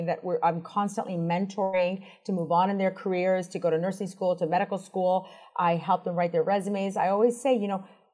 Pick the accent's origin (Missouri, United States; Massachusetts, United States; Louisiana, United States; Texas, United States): Massachusetts, United States; Boston; moved away as an adult; also born or lived in Washington, District of Columbia, United States; I grew up in Boston